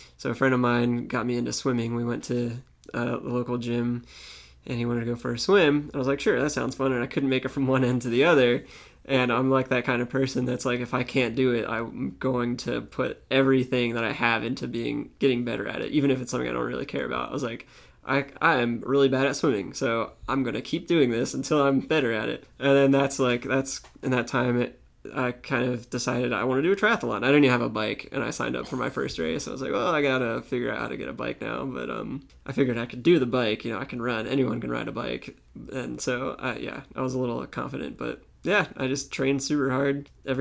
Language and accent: English; Tampa, Florida, United States; also born or lived in Pennsylvania / St. Petersburg, Florida; I was 8 years old and my parents were like, we're moving to Tampa.